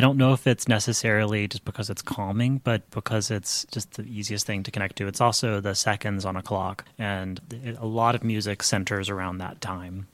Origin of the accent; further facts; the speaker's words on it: Midland, Texas, United States; I grew up in Midland, Texas